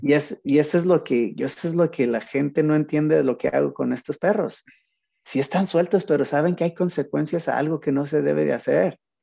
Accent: Mexico; moved away; pues yo soy mexicano también

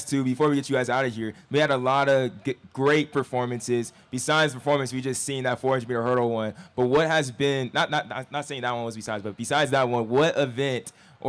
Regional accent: Inland Empire, California, United States; We're all from Cali. Vista Marietta, stand up. We're from the Empire

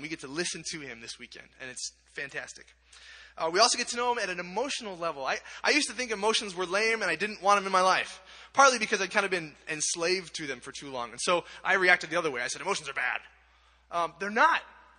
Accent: Bellingham, Washington, United States; I come from Bellingham, Washington, which is almost as far up in the northwest of the corner as you can get. We're about 20 minutes from the farthest corner.

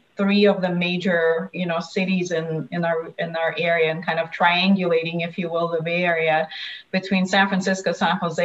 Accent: Russia; also born or lived in Palo Alto, California; now in United States; I come from Russia, where we mostly have apartment buildings and we don't have single family homes

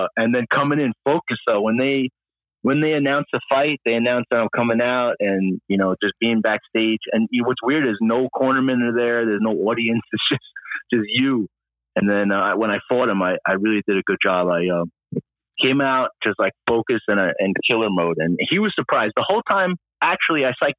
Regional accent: New York City, New York, United States; New York City.

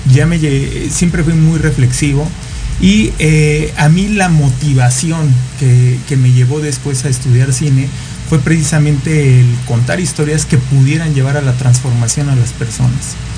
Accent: Mexico; soy un joven mexicano

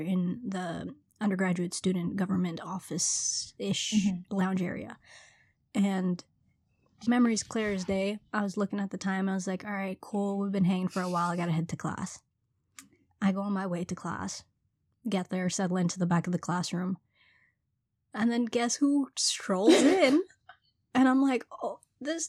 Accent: Trinidad & Tobago; also born or lived in Brooklyn, New York; now in New York, United States; I'm originally from Trinidad, was born, raised there for a bit, and then moved to Brooklyn, New York, and been here ever since.

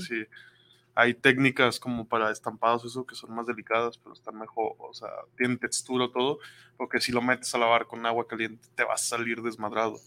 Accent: Mexico; soy mexicano

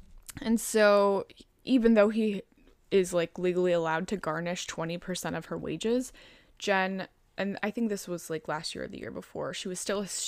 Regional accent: Chicago, Illinois, United States; accent: Chicagoan; I think my Chicagoan accent back then was, like, a lot more thick.

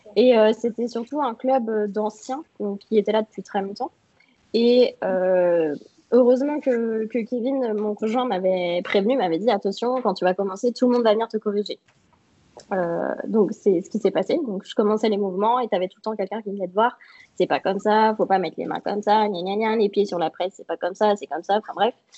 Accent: Troyes, Grand Est, France; je suis de Troyes, donc euh, en France, euh, dans le nord-est.

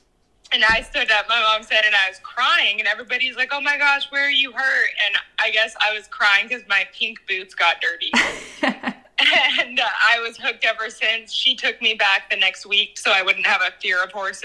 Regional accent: Washoe Valley, Nevada, United States; I'm from Washoe Valley, Nevada. It's just outside of Reno

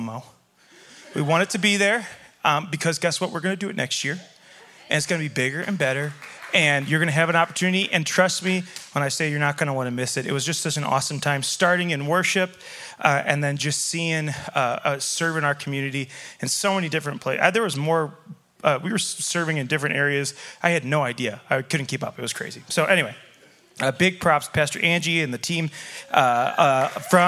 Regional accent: Chicago, Illinois, United States; now in Montana, United States; I grew up in Chicago, which means I'm a Cubs fan

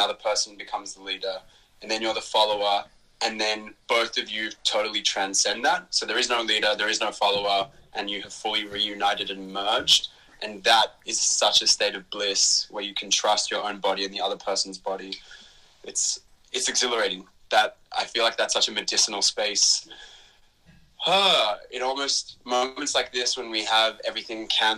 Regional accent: Melbourne, Victoria, Australia; I grew up in Melbourne to Israeli migrants

